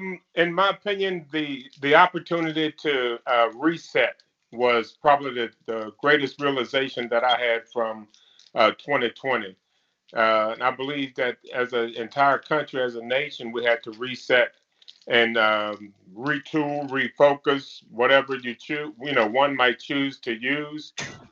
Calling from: Topeka, Kansas, United States; I'm joining you from Topeka, Kansas.

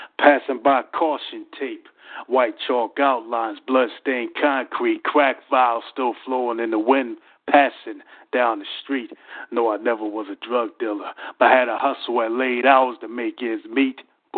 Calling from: Philadelphia, Pennsylvania, United States; Yeah, you already know I'm calling from Philadelphia, Pennsylvania.

